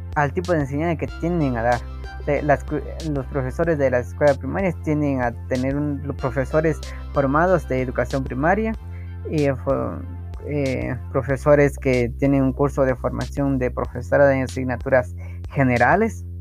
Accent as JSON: {"language": "Spanish", "town": "Santiago Chimaltenango", "region": "Huehuetenango", "country": "Guatemala", "said": "Soy de Santiago Chimaltenango, del departamento de Otenango, del país de Guatemala"}